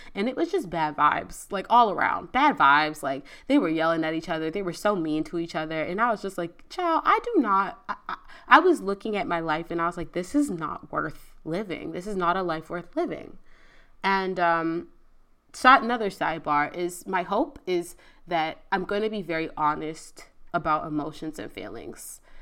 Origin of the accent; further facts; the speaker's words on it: Virginia, United States; moved away as an adult; now in Houston, United States; I moved to Houston. I'm from Virginia.